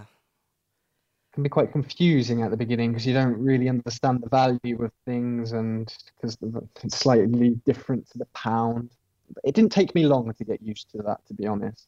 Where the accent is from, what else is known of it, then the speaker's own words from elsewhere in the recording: Midlands, United Kingdom; moved away as an adult; I'm from the Midlands